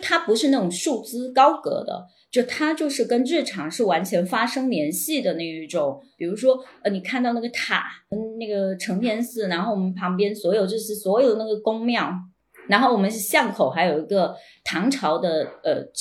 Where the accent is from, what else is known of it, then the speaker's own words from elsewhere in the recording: Quanzhou, Fujian, China; 就是我是在那种村村子长大的，我我比较擅长处理就是我跟邻里有关系、跟人的这种关系吧，就是。泉州的这种老城的社区，其实它就像一个村，就是我们的社区